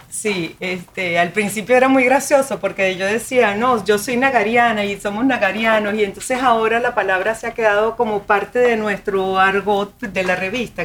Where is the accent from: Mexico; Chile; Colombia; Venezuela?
Venezuela; now in Miami, United States; Soy venezolana de la provincia en Venezuela.